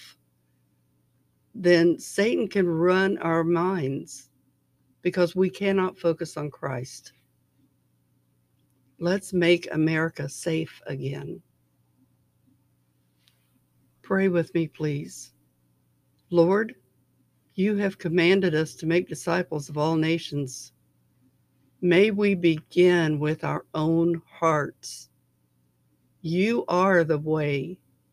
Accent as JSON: {"language": "English", "town": "Cincinnati", "region": "Ohio", "country": "United States", "tie": "born or raised there", "said": "my hometown, my home city of Cincinnati"}